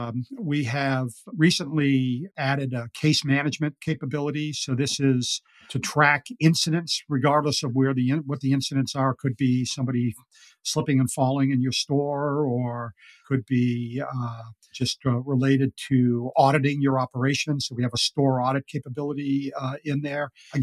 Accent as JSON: {"language": "English", "country": "Ireland", "said": "I'm as I said, I'm an Irish guy, and I love to talk"}